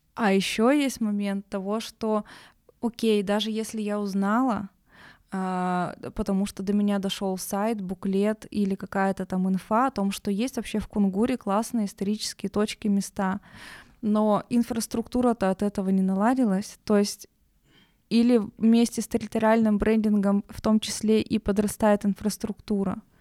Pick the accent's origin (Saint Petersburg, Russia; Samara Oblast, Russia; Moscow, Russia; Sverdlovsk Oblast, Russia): Sverdlovsk Oblast, Russia; Nizhny Tagil; now in Yekaterinburg, Russia; я просто родом из Тагила